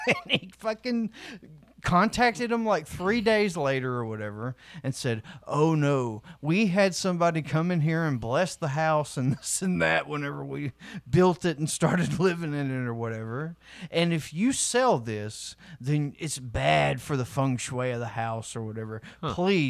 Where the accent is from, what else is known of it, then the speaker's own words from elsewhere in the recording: the South, United States; We're from the South